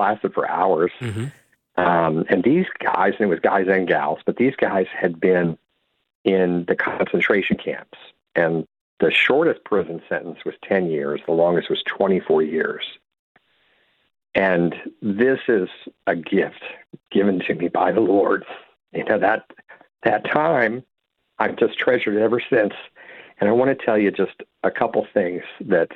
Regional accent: Silver Spring, Maryland, United States; where I'm from Silver Spring, Maryland, right outside D.C.

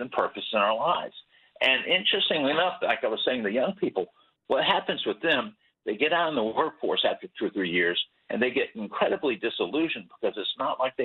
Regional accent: South Florida, United States; I grew up in South Florida.

